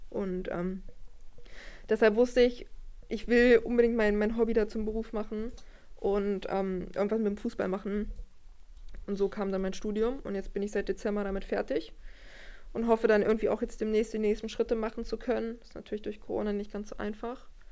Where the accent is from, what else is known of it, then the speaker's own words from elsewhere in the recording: Wolfsburg, Lower Saxony, Germany; ich komme aus Wolfsburg, bin hier aufgewachsen